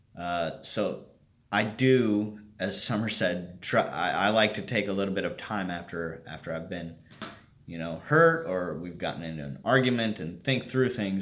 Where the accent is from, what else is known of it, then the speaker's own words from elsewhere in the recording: Bainbridge, Indiana, United States; I am from a, a small town out uh, west of Indianapolis, Bainbridge